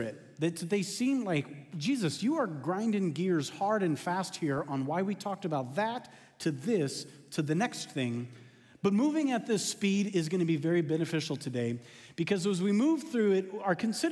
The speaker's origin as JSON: {"language": "English", "region": "West Coast", "country": "United States", "tie": "born or raised there", "moved": "yes", "lives_now": "Texas, United States", "said": "growing up on the West Coast"}